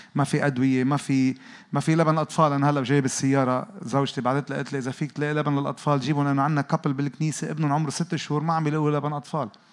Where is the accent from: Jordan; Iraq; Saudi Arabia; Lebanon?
Lebanon; انا جاي من لبنان